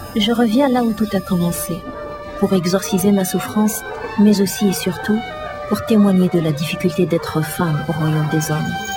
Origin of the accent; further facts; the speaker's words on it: Tazmalt, Béjaïa Province, Algeria; moved away as an adult; also born or lived in Takerboust; now in Canada; Ça fait 18 ans que j'ai quitté Tazmat, une petite ville du nord-est de l'Algérie où j'ai grandi.